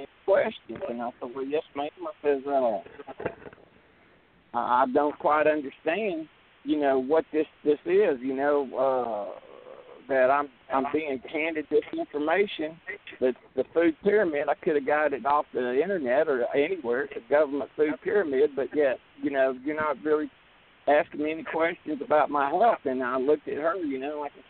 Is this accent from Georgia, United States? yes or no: yes; Georgia, United States; I'm from Georgia here